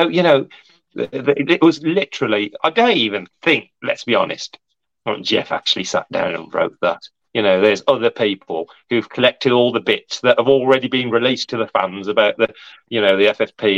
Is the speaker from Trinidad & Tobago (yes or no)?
no; India; I'm Indian, I am. Right, so India have got billion people as well.